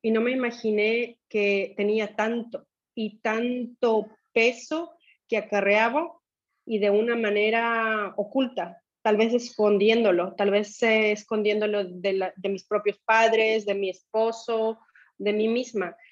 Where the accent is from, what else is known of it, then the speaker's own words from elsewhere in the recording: Ecuador; moved away as an adult; also born or lived in Europe / Asia; Soy ecuatoriana, dejé Ecuador en el 2000 y he tenido la oportunidad de vivir en diferentes países, tanto de Europa como de Asia